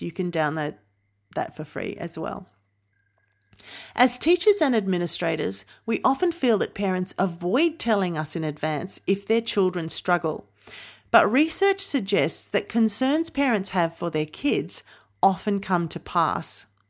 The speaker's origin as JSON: {"language": "English", "region": "New South Wales", "country": "Australia", "said": "my home state of New South Wales"}